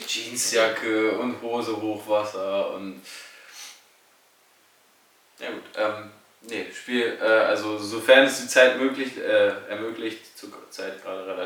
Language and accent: German; Salzgitter, Lower Saxony, Germany; bin noch in einem Fußballverein angemeldet, in meiner Heimatstadt in Salzgitter.